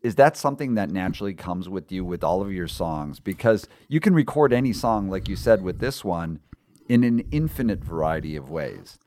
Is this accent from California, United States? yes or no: yes; San Diego, California, United States; my hometown of San Diego